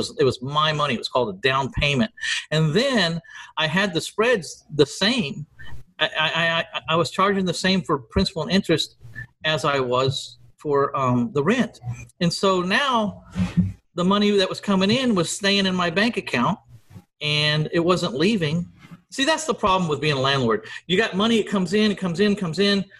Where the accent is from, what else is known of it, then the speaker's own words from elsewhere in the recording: San Antonio, Texas, United States; my hometown of San Antonio, Texas